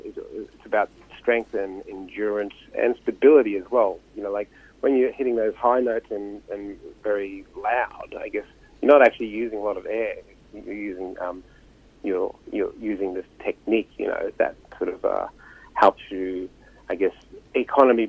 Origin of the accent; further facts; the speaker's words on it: Mount Isa, Queensland, Australia; I grew up in Mount Isa, proud Kalkanunga descendant